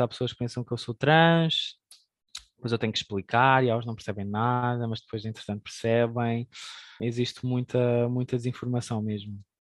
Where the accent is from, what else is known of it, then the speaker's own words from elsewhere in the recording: Portugal; Nós somos portugueses